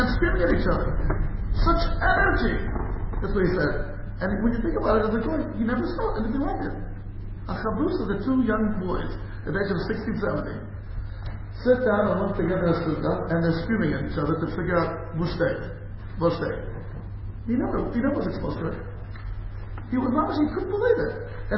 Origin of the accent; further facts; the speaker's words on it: United States; I grew up like that in America